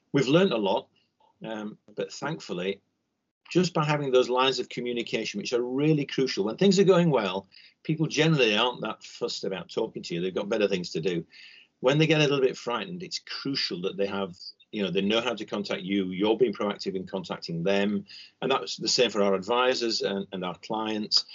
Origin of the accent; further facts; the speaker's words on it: Yorkshire and the Humber, United Kingdom; We're from Yorkshire